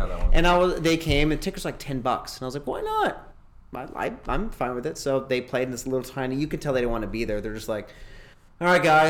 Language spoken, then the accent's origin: English; Albuquerque, New Mexico, United States; I'm from Albuquerque